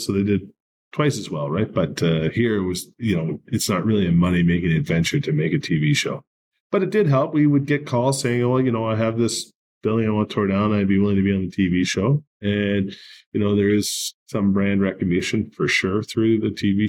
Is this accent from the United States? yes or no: no; Canada; I'm Canadian